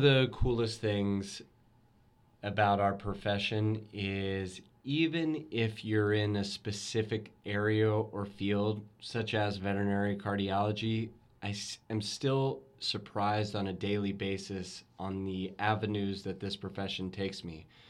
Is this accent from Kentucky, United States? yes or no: yes; Louisville, Kentucky, United States; growing up in Louisville, Kentucky